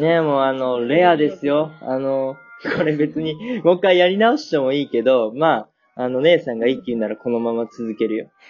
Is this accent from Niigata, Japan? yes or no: no; Nagoya, Aichi, Japan; now in Germany; 僕ね、名古屋出身というか愛知県出身なんだけど